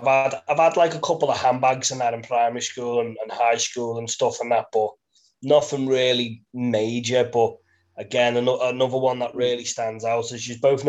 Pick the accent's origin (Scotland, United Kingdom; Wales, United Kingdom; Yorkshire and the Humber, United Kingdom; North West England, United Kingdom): North West England, United Kingdom; Birkenhead; we're all from Birkenhead, so, you know, we've grown up and it's a little bit rough